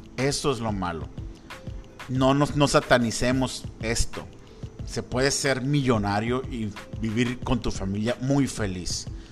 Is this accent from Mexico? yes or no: yes; Mexico; como mexicanos